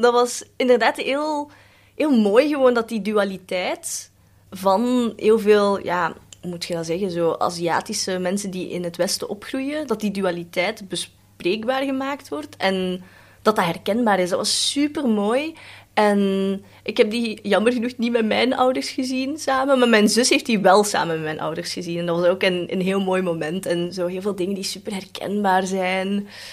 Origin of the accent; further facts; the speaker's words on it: Belgium; first language Cantonese; Dutch is a second language; also born or lived in Netherlands; Ik ben in Nederland geboren en daar wel gewoond, maar dan eigenlijk het merendeel hier opgegroeid